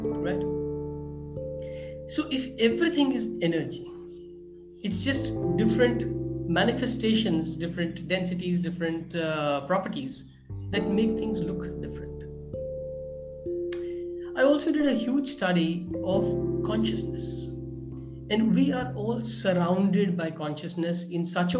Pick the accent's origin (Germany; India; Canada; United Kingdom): India; I'm from India.